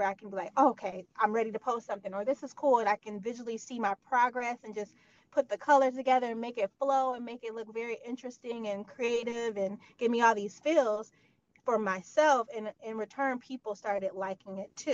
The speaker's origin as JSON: {"language": "English", "region": "Michigan", "country": "United States", "also_born_or_lived": "New Rochelle, New York", "moved": "yes", "lives_now": "New York, United States", "said": "I'm from Michigan"}